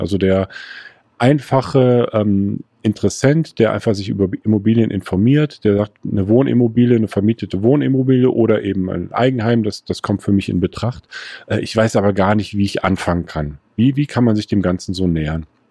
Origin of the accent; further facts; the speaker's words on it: Erftstadt, North Rhine-Westphalia, Germany; ich komme aus Erftstadt